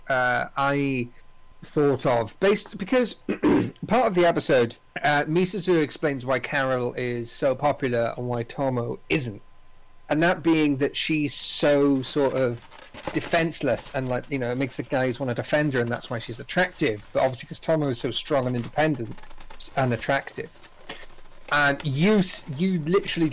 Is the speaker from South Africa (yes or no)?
no; United Kingdom; We're British